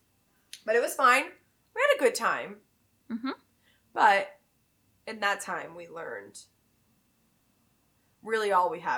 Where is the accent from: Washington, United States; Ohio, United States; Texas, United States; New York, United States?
Texas, United States; now in Illinois, United States; I'm from Texas.